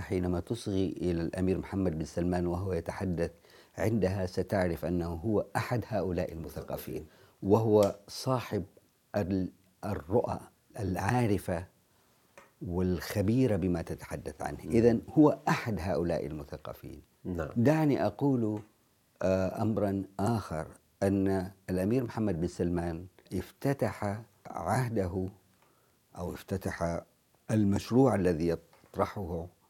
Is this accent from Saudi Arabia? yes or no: yes; Jeddah, Makkah Province, Saudi Arabia; أنا كمواطن سعودي